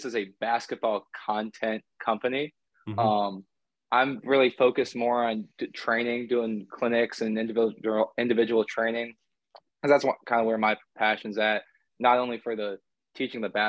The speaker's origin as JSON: {"language": "English", "town": "Durham", "region": "North Carolina", "country": "United States", "tie": "born or raised there", "also_born_or_lived": "Winston-Salem, North Carolina / Fairfax, Virginia", "said": "I grew up in Durham."}